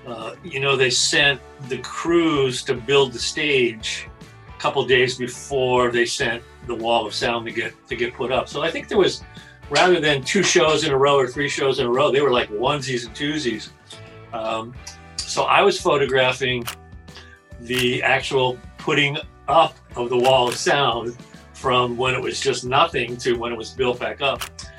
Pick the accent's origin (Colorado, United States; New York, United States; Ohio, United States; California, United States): California, United States; Santa Barbara; I'm from Santa Barbara, California. And my first Grateful Dead show was right here in Santa Barbara in 1974.